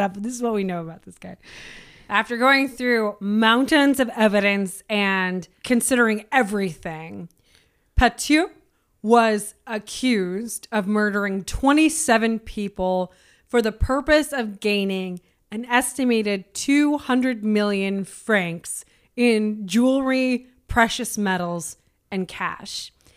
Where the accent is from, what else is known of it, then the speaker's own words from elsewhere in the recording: United States; as an American